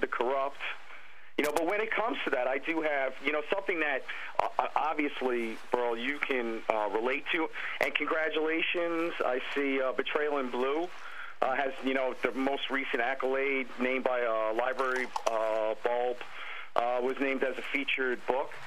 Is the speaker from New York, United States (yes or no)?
yes; New York City, New York, United States; also born or lived in Bay Ridge, Brooklyn; I grew up in Brooklyn. I grew up in Bensonhurst and Gravesend